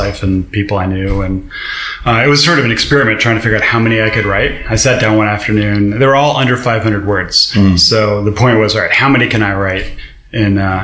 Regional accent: New Jersey, United States; now in New York, United States; I grew up in Jersey

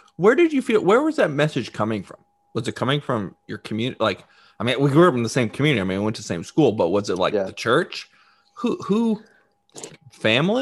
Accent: Dallas, Texas, United States; … and I grew up together in in Dallas, Texas.

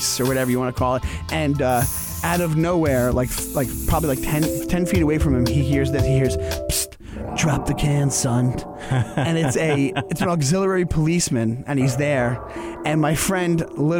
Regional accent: Stewart Manor, New York, United States; I grew up in Stewart Manor, which is literally six blocks.

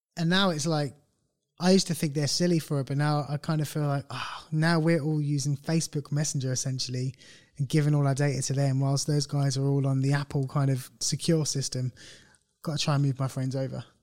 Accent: United Kingdom; we're British, we're a bit more laid back

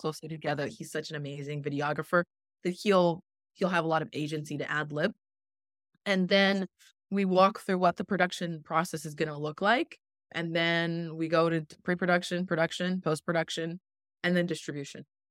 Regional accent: Canada; also born or lived in Jamaica (ancestry); now in Miami, United States; I am originally from Canada, and my family background is, uh, Jamaican on, on both sides

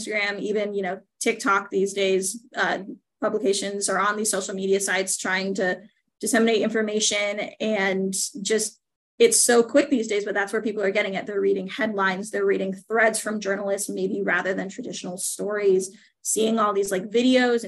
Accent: Altoona, Iowa, United States; I grew up in Altoona, Iowa, just outside of Des Moines

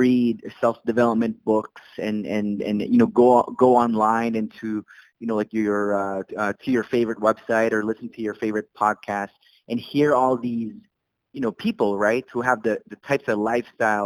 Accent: Saudi Arabia; English is a second language; moved away as an adult; also born or lived in Philippines / Canada; now in Calgary, Canada; I immigrated from the Philippines. The rest of my family immigrated from Saudi Arabia, where I was raised

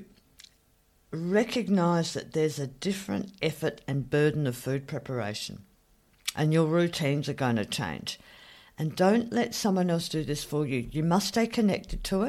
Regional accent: Australia; I'm Australian

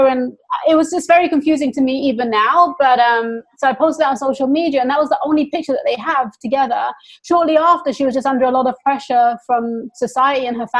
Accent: England, United Kingdom; I got more racism growing up in England from the people in my own community.

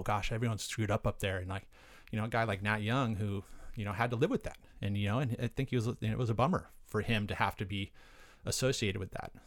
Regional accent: Aptos, California, United States; also born or lived in Santa Cruz, California; I grew up on the south side. I grew up in Aptos, La Selva Beach area

